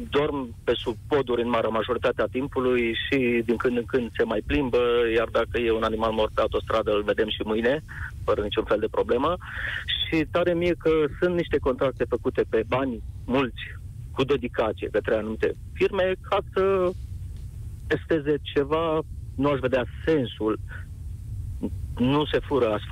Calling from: Arad, Arad County, Romania; ce rol au, sunt din Arad, ce rol au acele firme private

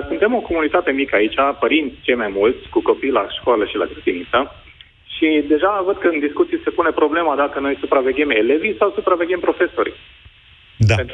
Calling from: Oradea, Bihor County, Romania; Da, bună ziua … sunt de la Oradea.

